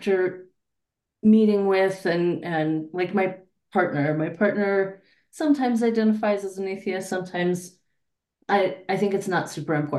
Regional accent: Denver, Colorado, United States; I was born and raised in Denver, been here my whole life, Denver, Colorado

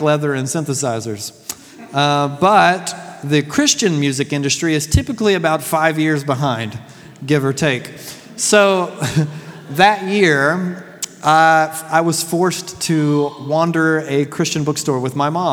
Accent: Deep South, United States; I was raised in the Deep South during the 80s and 90s

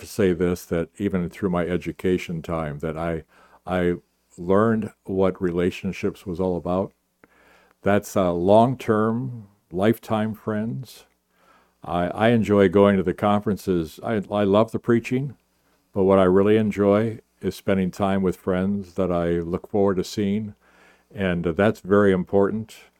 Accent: Minnesota, United States; moved away; I grew up in Minnesota

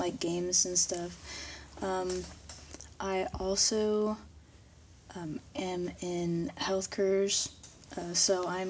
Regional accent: Batesville, Indiana, United States; I have always been at Batesville, and I'm in Batesville High School now.

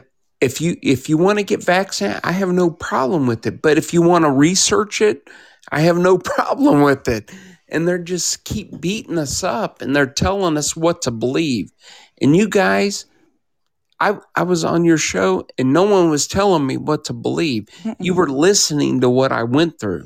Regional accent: Kansas City, Midwest, United States; I'm from Kansas City

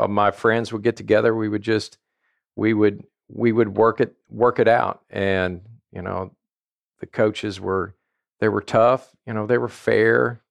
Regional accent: southern Indiana, United States; also born or lived in Louisville, Kentucky / Bloomington, Indiana; I grew up uh, around Louisville in in southern Indiana. Uh, when I was in the fourth grade, we moved to a small town outside of Bloomington, Indiana, uh-huh. and went through high school there

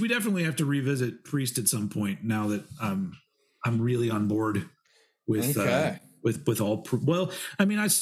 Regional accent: United States; I'm American.

